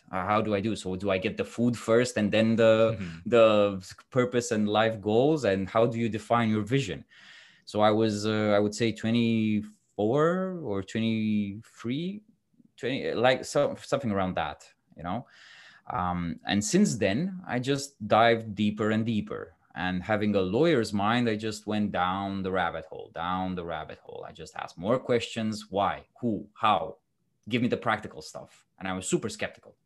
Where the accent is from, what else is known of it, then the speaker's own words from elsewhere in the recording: Romania; moved away as an adult; also born or lived in London / Dubai; I'm originally from Romania